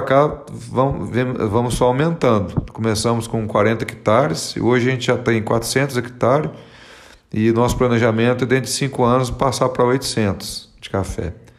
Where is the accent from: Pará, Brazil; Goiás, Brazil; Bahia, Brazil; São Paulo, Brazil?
São Paulo, Brazil; interior of; now in Cerrado Mineiro, Brazil; A gente é do interior de São Paulo